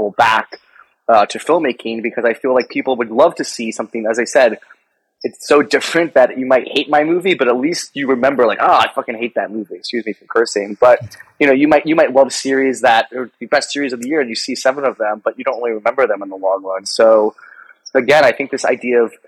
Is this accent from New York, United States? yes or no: no; Atlanta, Georgia, United States; moved away; also born or lived in Colorado; I grew up in Atlanta, Georgia. I used to also live in Colorado